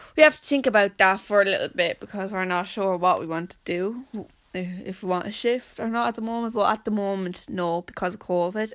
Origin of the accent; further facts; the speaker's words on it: Wexford-Carlow border, Leinster, Ireland; And I said, "Wexford,"